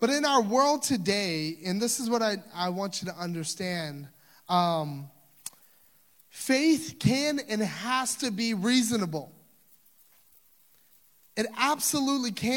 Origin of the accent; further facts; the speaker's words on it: Louisiana, United States; I'm from Louisiana